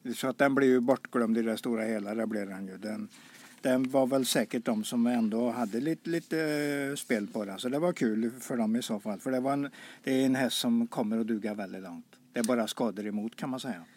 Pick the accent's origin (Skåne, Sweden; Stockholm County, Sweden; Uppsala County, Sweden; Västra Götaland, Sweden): Västra Götaland, Sweden; Karlsborg; moved away; jag är född i Karlsborg